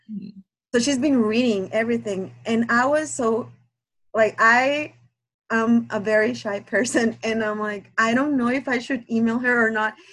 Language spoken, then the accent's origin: English; Guatemala; English is a second language; now in Minnesota, United States; English is not my first language. I'm from Guatemala